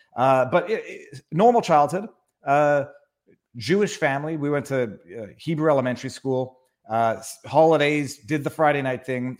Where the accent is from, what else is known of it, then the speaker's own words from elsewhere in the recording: Montreal, Quebec, Canada; born and raised in Montreal